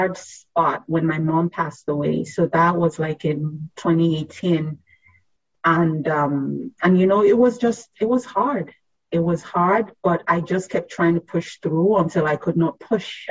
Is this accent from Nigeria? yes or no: yes; Nigeria; also born or lived in Philadelphia area; now in Philadelphia, United States; I grew up in Nigeria